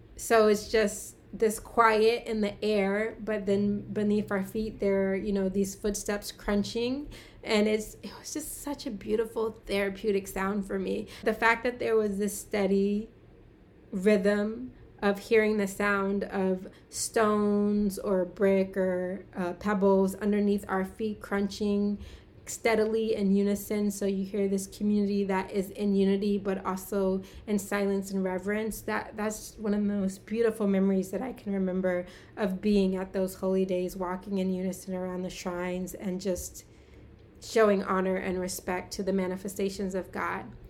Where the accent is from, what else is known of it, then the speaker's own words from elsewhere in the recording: United States; I'm American and I'm African American